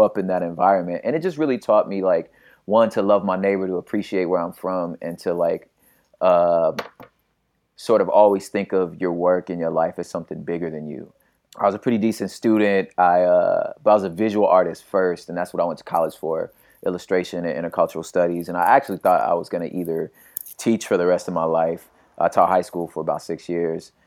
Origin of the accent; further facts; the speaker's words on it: Los Angeles, California, United States; also born or lived in West Covina, California / La Puente, California; started off in South Central Los Angeles and then, um, kind of between there and, uh, area called the San Gabriel Valley, like West Covina, La Puente area of California.